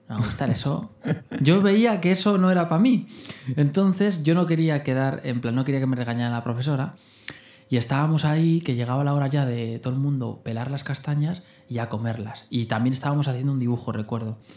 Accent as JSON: {"language": "Spanish", "town": "Fuentidueña de Tajo", "region": "Community of Madrid", "country": "Spain", "tie": "born or raised there", "said": "Em, bueno, aquí una familia de Fuentidueña, nací. Em, una familia sencilla, eh, con las necesidades básicas cubiertas"}